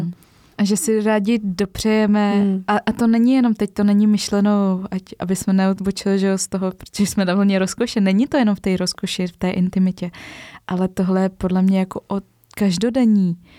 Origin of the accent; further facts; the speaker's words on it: Czechia; my Češi